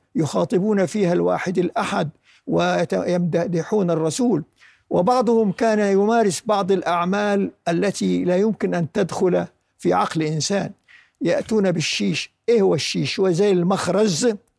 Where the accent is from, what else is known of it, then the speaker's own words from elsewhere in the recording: Khan Yunis, Gaza Strip, Palestine; خان يونس مسقط رأسي